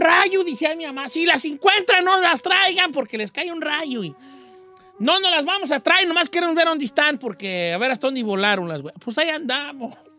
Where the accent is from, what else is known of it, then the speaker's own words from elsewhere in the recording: Michoacán, Mexico; moved away; yo soy de Michoacán